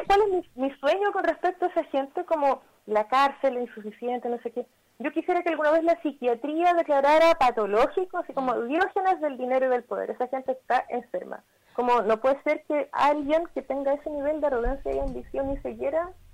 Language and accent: Spanish; Chile; moved away as an adult; now in Barcelona, Spain; nosotros somos chilenas en Barcelona y estamos como migras acá